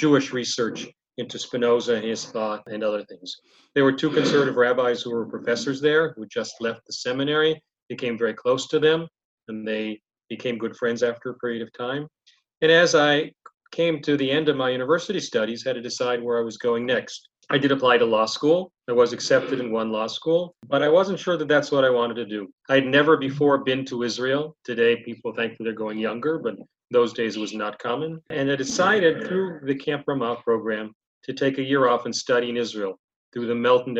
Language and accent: English; Toronto, Ontario, Canada; I was born in Toronto, Canada